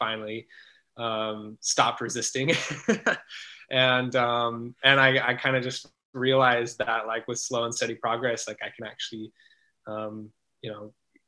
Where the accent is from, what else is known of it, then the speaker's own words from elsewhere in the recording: Salt Lake City, Utah, United States; moved away as an adult; also born or lived in Boulder, Colorado; I grew up in Salt Lake City, Utah